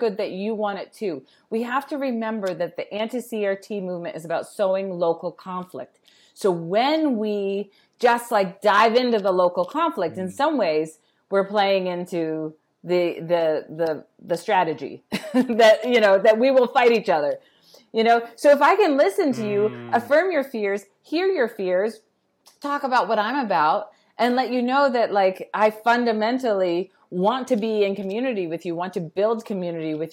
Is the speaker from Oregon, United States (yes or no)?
no; Pittsburgh, Pennsylvania, United States; I grew up in Pittsburgh with the Carnegie Museum